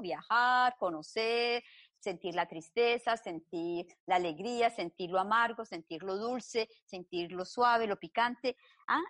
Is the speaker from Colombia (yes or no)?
yes; Colombia; now in Belgium; nací en Colombia, llevo más de 30 años viviendo en Bélgica